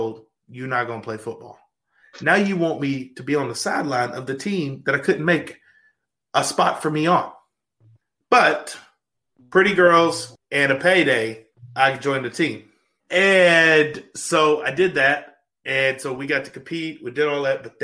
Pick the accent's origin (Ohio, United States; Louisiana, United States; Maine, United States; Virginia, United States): Louisiana, United States; moved away as an adult; also born or lived in Arkansas; now in Tulsa, United States; I grew up in Louisiana. If you are the listeners have seen the show Duck Dynasty, that is my hometown.